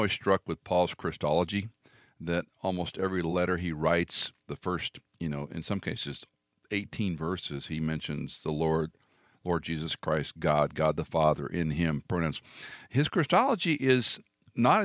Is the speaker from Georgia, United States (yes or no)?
yes; Atlanta, Georgia, United States; I was born in Atlanta